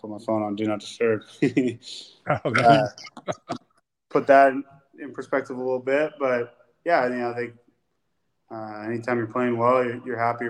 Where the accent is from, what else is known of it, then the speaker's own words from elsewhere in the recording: Folsom, California, United States; moved away as an adult; also born or lived in Washington / Minnesota / Cincinnati; I grew up in Folsom